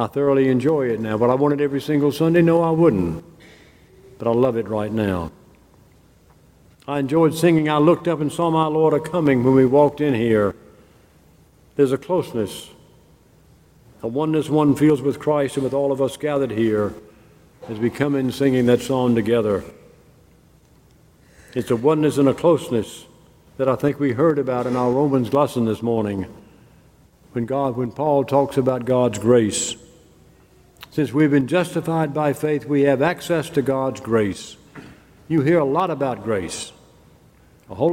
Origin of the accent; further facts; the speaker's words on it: Mississippi, United States; I grew up in the South, and especially in Mississippi